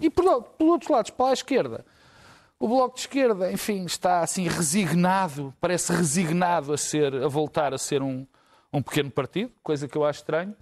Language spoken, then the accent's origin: Portuguese; Portugal; also born or lived in Lisbon / Porto; Mas eu sou português, vivo em Lisboa e vivo no Porto